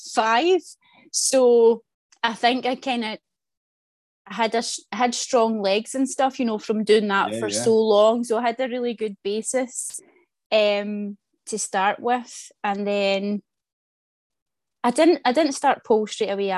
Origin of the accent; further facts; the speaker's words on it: Glasgow, Scotland, United Kingdom; I'm from the East End of Glasgow